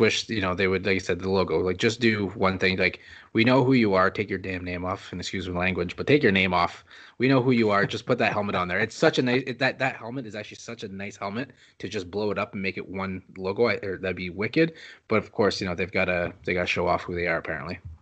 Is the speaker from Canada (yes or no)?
yes; Canada; I am French Canadian